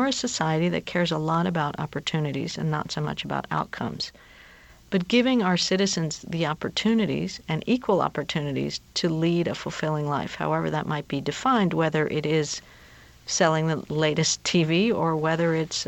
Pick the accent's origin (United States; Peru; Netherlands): Peru; This is well before I worked on happiness, and I'm from Peru